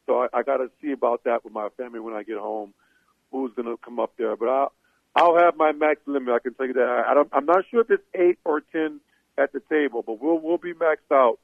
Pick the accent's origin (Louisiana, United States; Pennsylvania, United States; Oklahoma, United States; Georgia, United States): Louisiana, United States; New Orleans; growing up in New Orleans